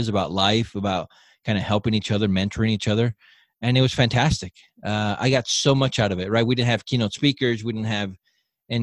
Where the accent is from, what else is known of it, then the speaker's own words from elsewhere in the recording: Southern California, United States; moved away as an adult; also born or lived in Southern Utah; now in Utah, United States; originally I'm from Southern California. I've lived here in Utah for the last 11, 12 years